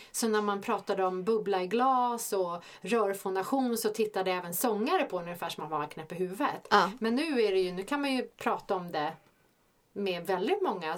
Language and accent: Swedish; Stockholm, Stockholm County, Sweden; vi är båda från Stockholm